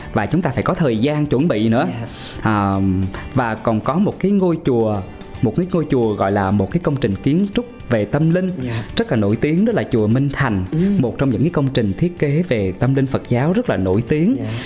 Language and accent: Vietnamese; Pleiku, Gia Lai, Vietnam; tại thành phố Pleiku